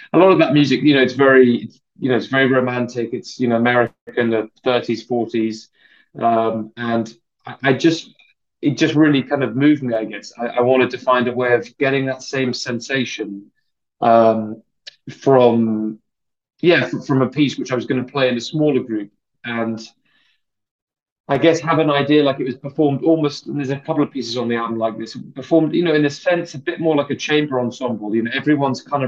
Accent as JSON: {"language": "English", "region": "London", "country": "United Kingdom", "tie": "born or raised there", "said": "I grew up in London, so I'm a Londoner"}